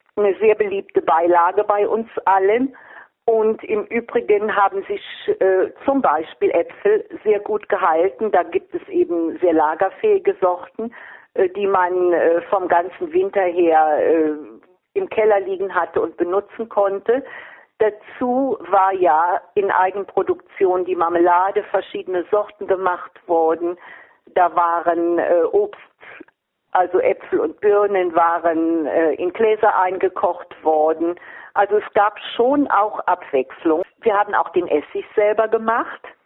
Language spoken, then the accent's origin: German; Vordereifel, near Trier, Rhineland-Palatinate, Germany; Ich bin also in der Vordereifel groß geworden, in der Nähe von Trier